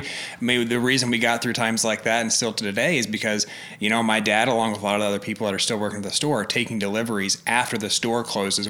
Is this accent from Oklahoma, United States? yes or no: yes; Alva, Oklahoma, United States; moved away; Oklahoma, small town in northwest